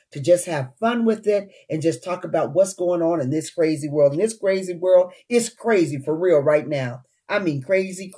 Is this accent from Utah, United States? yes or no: yes; Utah, United States; moved away as an adult; also born or lived in Washington, D.C.; I uprooted myself from the Washington, D.C. area to come back to my hometown, Utah